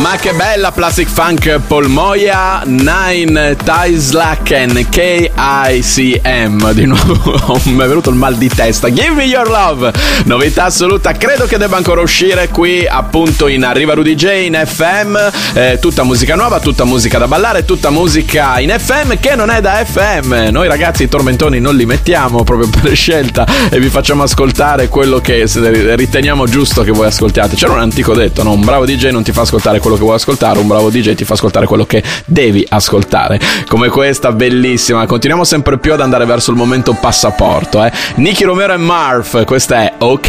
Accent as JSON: {"language": "Italian", "town": "Bologna", "region": "Emilia-Romagna", "country": "Italy", "said": "io da bolognese sono molto orgoglioso"}